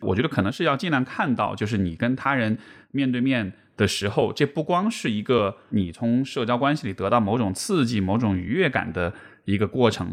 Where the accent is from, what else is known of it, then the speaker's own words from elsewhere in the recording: Chengdu, Sichuan, China; 因为我是成都人